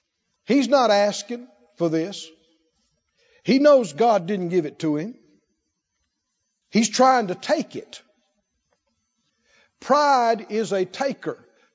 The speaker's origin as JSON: {"language": "English", "region": "the South", "country": "United States", "tie": "born or raised there", "said": "Heard this growing up in the South."}